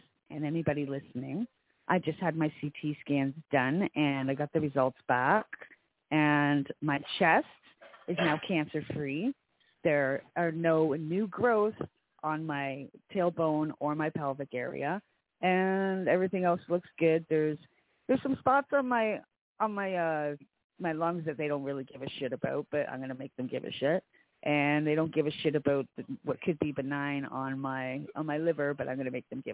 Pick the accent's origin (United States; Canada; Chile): Canada; I'm Canadian